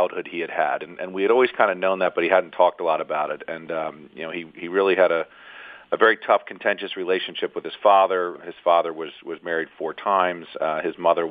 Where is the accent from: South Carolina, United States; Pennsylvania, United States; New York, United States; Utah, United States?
Pennsylvania, United States; Philadelphia; I was born and raised in Philadelphia